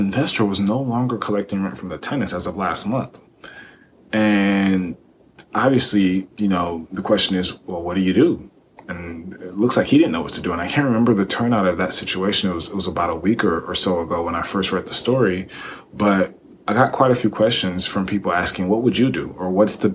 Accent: Texas, United States; I grew up here in Texas

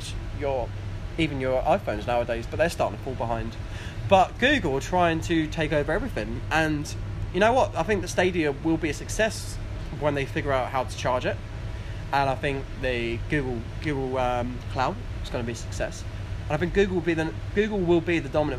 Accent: Manningtree, East of England, United Kingdom; Manningtree. Shout out to my hometown.

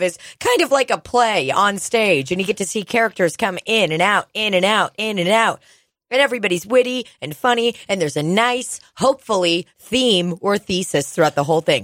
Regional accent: Russia; now in United States; I grew up in Soviet Russia

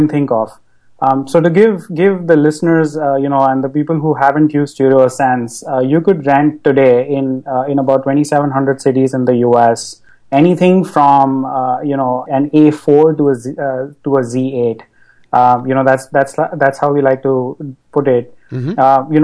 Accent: Mumbai, Maharashtra, India; moved away as an adult; now in United States; I grew up in Bombay, and moved to the US about a decade ago to study.

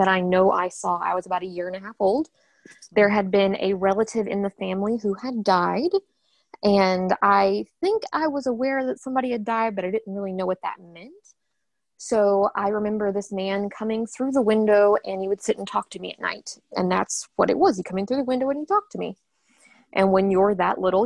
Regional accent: Western Kentucky, United States; also born or lived in Ohio; I was born and raised in Western Kentucky. I grew up here

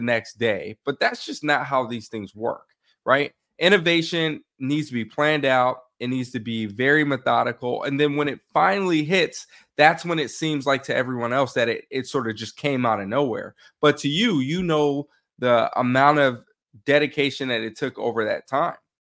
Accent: India; moved away; When I grew up in India

